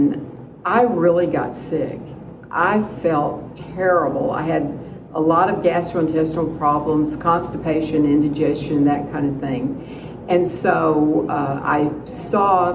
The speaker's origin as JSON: {"language": "English", "town": "Dallas", "region": "Texas", "country": "United States", "moved": "yes", "lives_now": "Carlsbad, United States", "said": "I'm originally from Dallas, but I live in Carlsbad, New Mexico"}